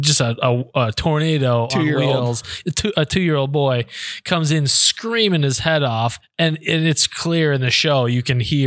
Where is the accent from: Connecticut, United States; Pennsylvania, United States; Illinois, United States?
Illinois, United States; Chicago; For folks that grew up in the Chicagoland, I grew up on the Bozo Show